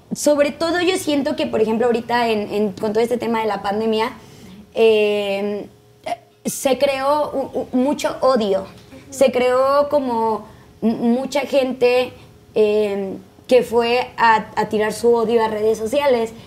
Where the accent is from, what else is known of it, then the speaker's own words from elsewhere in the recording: Tijuana, Baja California, Mexico; now in Mexico City, Mexico; Yo soy de Tijuana.